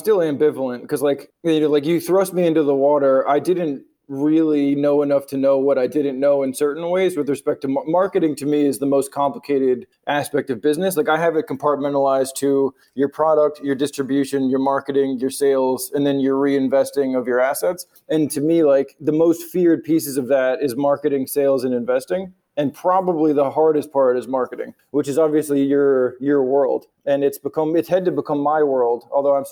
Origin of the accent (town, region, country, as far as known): United States; moved away as an adult; also born or lived in New York